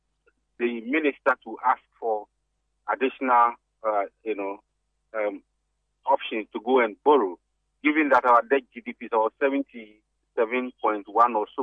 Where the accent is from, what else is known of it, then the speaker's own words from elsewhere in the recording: Ghana; As a Ghanaian